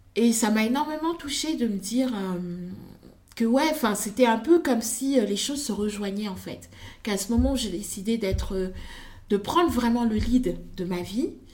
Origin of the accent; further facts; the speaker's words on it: Senegal; moved away; also born or lived in Congo; je suis née, j'ai grandi au Sénégal